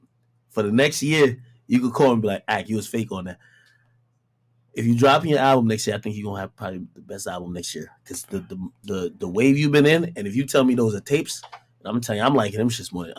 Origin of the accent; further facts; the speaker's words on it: Jamaica; born there; I was born, you know, I was born in Jamaica, and I feel the same way about my mom too.